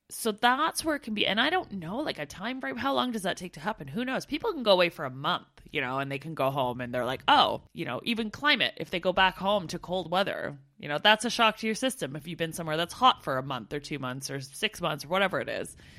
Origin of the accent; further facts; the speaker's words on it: Canada; now in United Kingdom; being a, an expat over here in the U K, and one of my pet peeves was meeting other Canadians